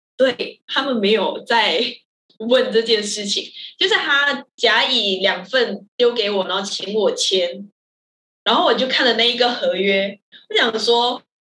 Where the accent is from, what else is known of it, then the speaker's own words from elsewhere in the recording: Malaysia; now in Taiwan; 我是马来西亚人